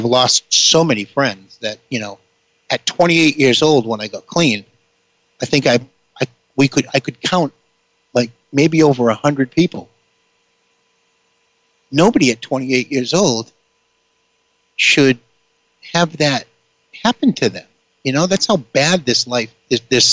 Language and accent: English; Boston, Massachusetts, United States; I'm ultimately from the Boston area, if you couldn't figure that out by the way that I spoke